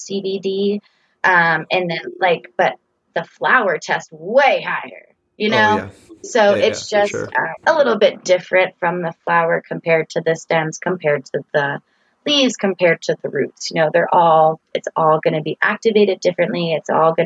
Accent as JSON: {"language": "English", "region": "Florida", "country": "United States", "tie": "born or raised there", "moved": "as an adult", "lives_now": "Boulder, United States", "said": "I came from Florida, and there's not very many seasons in Florida. And I also grew up there"}